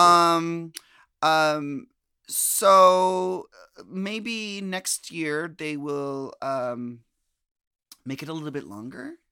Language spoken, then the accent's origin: English; United States; we as American queens